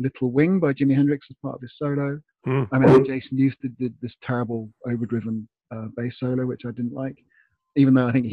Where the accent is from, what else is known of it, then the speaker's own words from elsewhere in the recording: England, United Kingdom; where I grew up in England